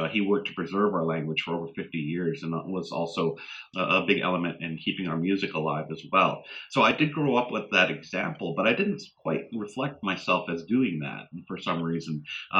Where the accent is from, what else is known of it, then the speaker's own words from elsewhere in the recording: Indian Township, Maine, United States; I was born and raised in Madoknagook, which is Indian Township, Maine, the reservation, the inland reservation for our two communities on the U.S. side. Zibayeg, Pleasant Point is where my father was raised. And I have blood family in both communities.